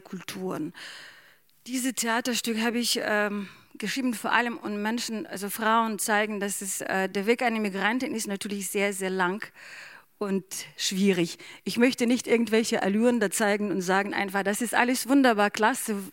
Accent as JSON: {"language": "German", "country": "Ukraine", "second_language": "German", "moved": "yes", "lives_now": "Bremen, Germany", "said": "ich bin selber Bremerin und ich bin auch Ukrainerin."}